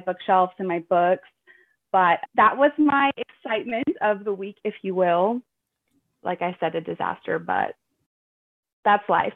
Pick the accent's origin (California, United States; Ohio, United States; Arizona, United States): California, United States; now in Pacific Northwest, United States; I live in the Pacific Northwest. I'm originally from California